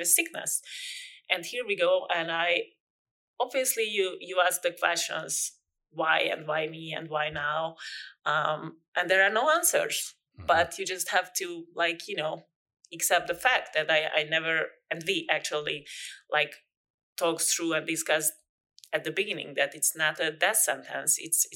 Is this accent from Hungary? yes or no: yes; Hungary; moved away; I'm from Hungary